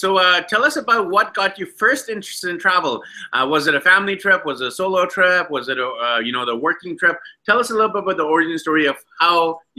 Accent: Vancouver, British Columbia, Canada; accent: Canadian; moved away as an adult; now in Medellin, Colombia; we have a fellow Canadian. I'm actually from Vancouver, BC, Canada, and our guest is actually from Ontario, Canada. And currently, I'm not in Canada, and neither is she. I'm in Medellin, Colombia

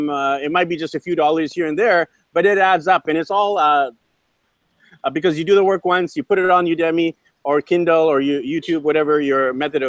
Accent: Vancouver, British Columbia, Canada; we're actually buddies from Vancouver, BC, Canada

